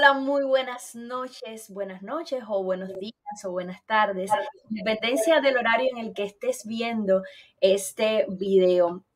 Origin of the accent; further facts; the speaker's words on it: Eastern Cuba, Cuba; moved away; somos de la zona oriental caliente de Cuba.